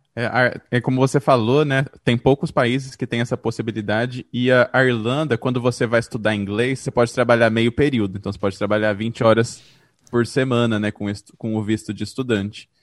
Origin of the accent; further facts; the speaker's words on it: Presidente Prudente, São Paulo, Brazil; now in São Paulo, Brazil; Eu sou de Presidente Prudente, estou aqui agora preso por causa da pandemia, mas eu moro em São Paulo já desde 2005